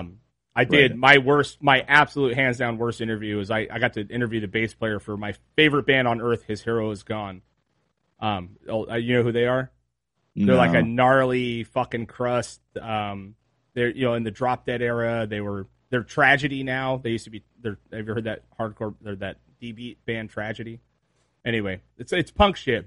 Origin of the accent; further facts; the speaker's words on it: Trona, California, United States; also born or lived in Rosamond, California / Ventura, California; I grew up in the desert, right? I was born way out in like past Lancaster. In Trona, it's Ridgecrest.